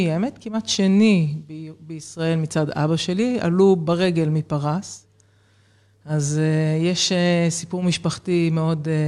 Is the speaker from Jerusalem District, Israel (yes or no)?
yes; Jerusalem, Jerusalem District, Israel; אני אה, ילידת ירושלים, אחת מארבעה ילדים, מספר שתיים ברביעייה הזו. ובעצם החיים שלי התחילו בשכונת קטמון בירושלים. זאת אומרת, לא מהסוציו-אקונומי הגבוה